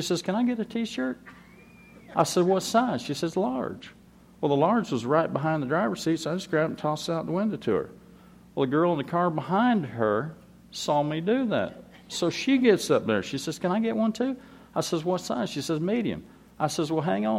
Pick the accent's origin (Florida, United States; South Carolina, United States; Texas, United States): Florida, United States; I'm from Florida